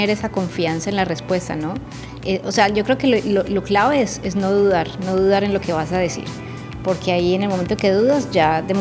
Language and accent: Spanish; Barranquilla, Atlántico, Colombia; also born or lived in Medellín; yo soy paisa, nací en Medellín, pero criada en Barranquilla. Entonces tengo como las dos ciudades en mi corazón. La mitad soy costeñita y la otra mitad soy paisa.